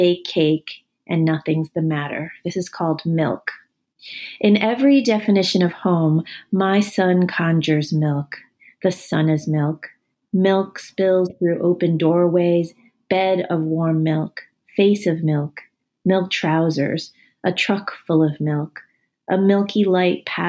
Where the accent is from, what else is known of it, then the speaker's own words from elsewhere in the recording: United States; I am Chinese American